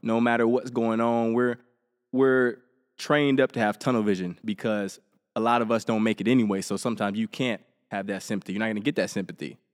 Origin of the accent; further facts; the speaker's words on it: Helena, Alabama, United States; I grew up in Helena, Alabama, small town.